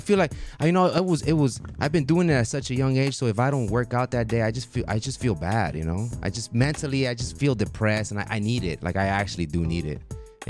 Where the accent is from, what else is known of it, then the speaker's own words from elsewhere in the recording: Los Angeles, California, United States; Born and raised in Hollywood, actually. Born and raised in Hollywood.